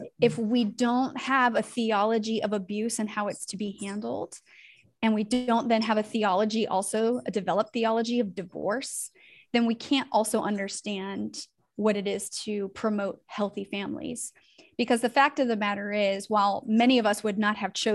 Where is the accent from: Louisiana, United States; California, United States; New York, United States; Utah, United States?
California, United States; Northern; now in Tennessee, United States; I am from Northern California and I now have made my way out to Tennessee.